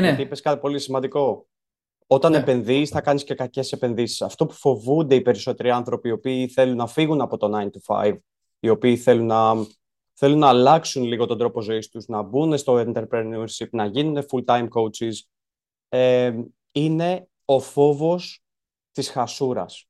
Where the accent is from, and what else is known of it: Greece; born or raised there